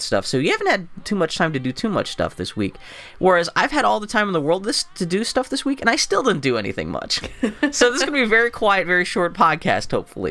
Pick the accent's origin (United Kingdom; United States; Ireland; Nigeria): United States; Pennsylvania; now in Portland, United States; I grew up in Pennsylvania, where the big things are, like, snowstorms, flooding...